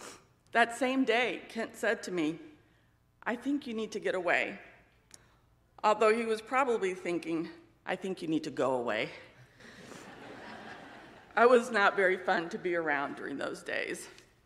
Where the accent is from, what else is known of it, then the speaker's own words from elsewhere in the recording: Spain; also born or lived in United States; I was born in Spain, the child of missionaries. My two sisters and I grew up in a loving but transient home. Our parents' work required us to move to various cities throughout Spain and during multiple furloughs back to the U.S.